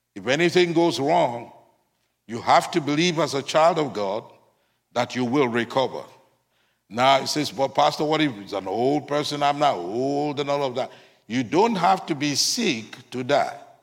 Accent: United States; as Americans

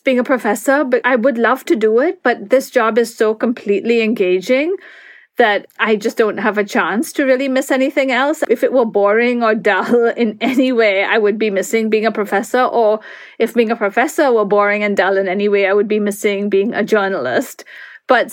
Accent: India; now in United States; The India I grew up in, it was hard to buy a pair of jeans

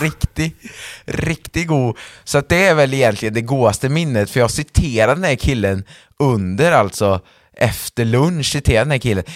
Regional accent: Färgelanda, Västra Götaland, Sweden; min församling som jag är uppväxt i, Färgelanda församling

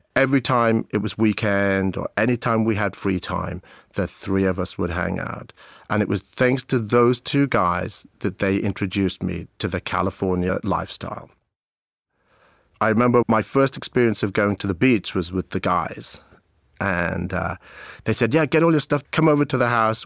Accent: Abergavenny, Wales, United Kingdom; accent: British English; moved away as an adult

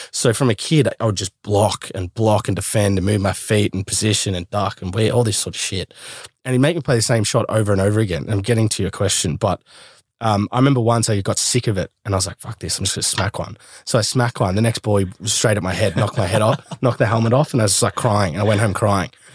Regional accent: Australia; I go to the UK and I'm Aussie.

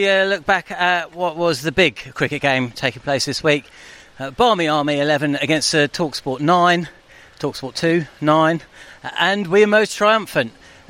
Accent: England, United Kingdom; I'm from England

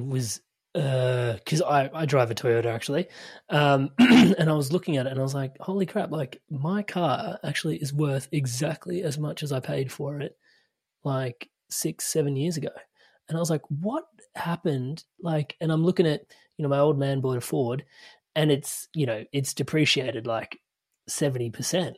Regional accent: Melbourne, Victoria, Australia; I'm from Melbourne

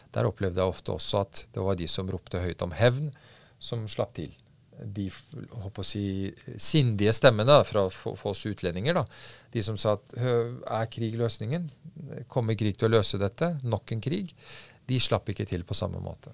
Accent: Norway; also born or lived in Afghanistan; Jeg har hatt det veldig veldig fint gjennom oppveksten i trygge Norge

